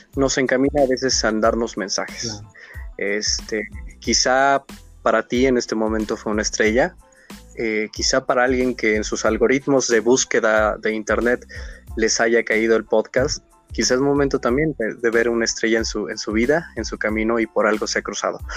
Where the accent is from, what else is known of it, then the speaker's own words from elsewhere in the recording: Hidalgo, Mexico; soy de Hidalgo.